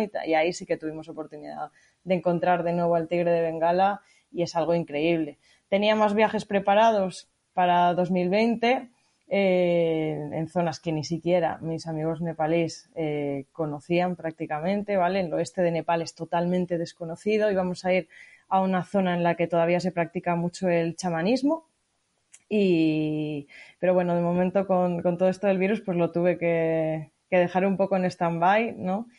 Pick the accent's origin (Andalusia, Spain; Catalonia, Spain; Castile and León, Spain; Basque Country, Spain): Castile and León, Spain; Montaña Palentina; moved away; En la propia montaña palentina que es de donde soy yo